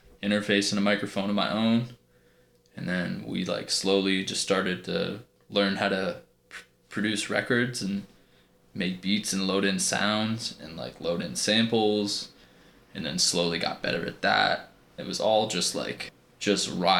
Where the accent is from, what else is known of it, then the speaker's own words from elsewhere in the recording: Burnt Hills, New York, United States; Originally, I'm from Burnt Hills, New York